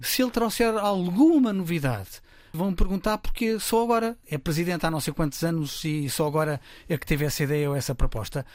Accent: Lisbon, Portugal; accent: Lisbon pronunciation; Sou cá de Lisboa

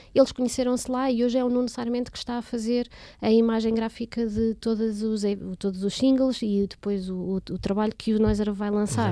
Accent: Portugal; como bons portugueses que nós somos

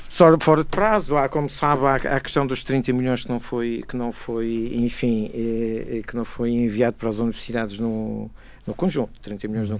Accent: Madeira, Portugal; eu que sou madeirense, digo isto com orgulho

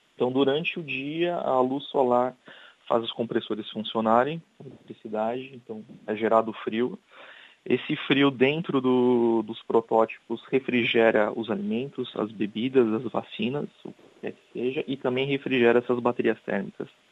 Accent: São Paulo, Brazil; first language Portuguese; moved away as an adult; also born or lived in Germany / Indonesia / Africa; now in Coimbra, Portugal; Eu sou brasileiro. E eu, eu, gosto muito daqui. O clima, as pessoas são amigáveis. Uh, eu vim de uma cidade grande, que é São Paulo

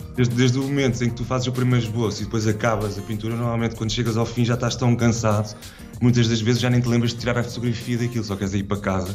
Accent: Carcavelos, Lisbon, Portugal

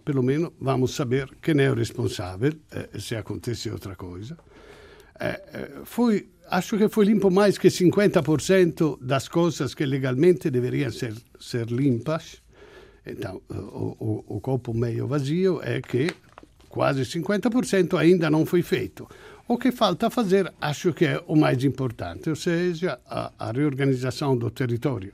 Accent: Italy; Portuguese is a second language; now in Portugal; eu venho da Itália

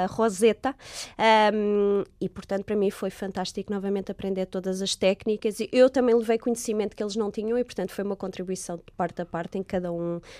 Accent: Portugal; now in England; Eu disse: ah, sou de, de, de Portugal.

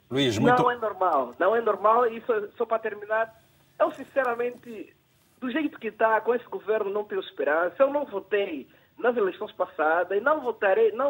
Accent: Angola; now in Portugal; E nós somos angolanos

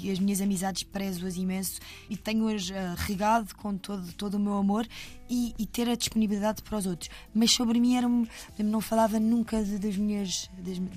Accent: Estremoz, Alentejo, Portugal; moved away; also born or lived in Lisbon; vim de Estremoz lá das berças e, e já tarde. uh, é verdade, vivia numa terra pequena de, de, que não havia assim muito para fazer.

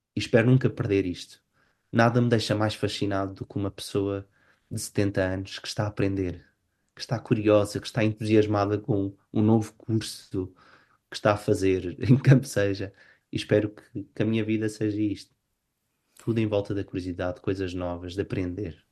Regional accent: Portugal; moved away as an adult; now in Oslo, Norway; como portugueses sempre fomos um povo virados para, para fora

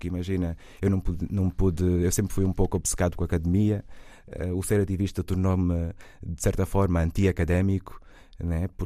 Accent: Portugal; born there; Ai, não, eu nasci em Portugal, eu tenho que ir para lá, que é o meu país, é onde ficou o meu cordão umbilical

